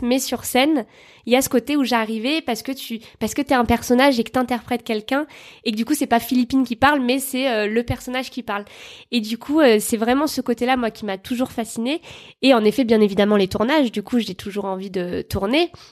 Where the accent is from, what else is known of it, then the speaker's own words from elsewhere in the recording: Bordeaux, Nouvelle-Aquitaine, France; je viens de Bordeaux